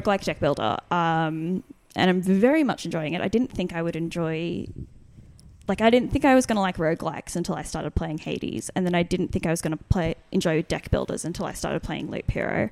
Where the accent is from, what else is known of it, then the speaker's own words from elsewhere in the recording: Brisbane, Queensland, Australia; my seventh birthday, the first birthday I had, I had in, uh, Brisbane